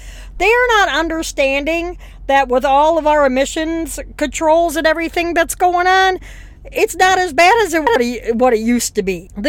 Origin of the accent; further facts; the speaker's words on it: Madison, Wisconsin, United States; my home state of Madison, Wisconsin